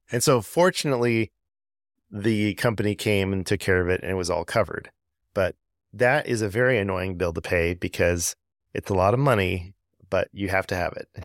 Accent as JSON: {"language": "English", "region": "Southern California", "country": "United States", "moved": "as an adult", "lives_now": "Georgia, United States", "said": "I'm originally from Southern California"}